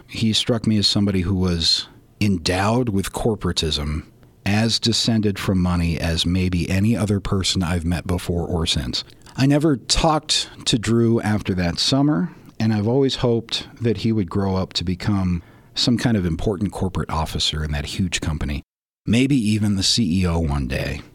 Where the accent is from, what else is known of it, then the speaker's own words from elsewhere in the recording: Colorado, United States; I was also from Colorado, and the camp is only an hour's drive from where I grew up